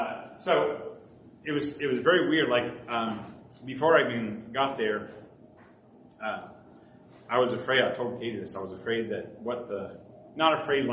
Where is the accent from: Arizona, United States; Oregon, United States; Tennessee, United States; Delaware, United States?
Delaware, United States; Smyrna; also born or lived in Maryland / Vermont; So I grew up in Smyrna, Delaware. This is a small town. Smyrna wasn't a small town, but anyway, Smyrna, Delaware, and then he led me to Maryland